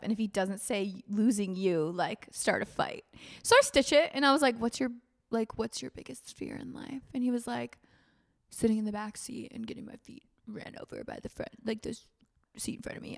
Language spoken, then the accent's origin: English; Florida, United States; I grew up in Florida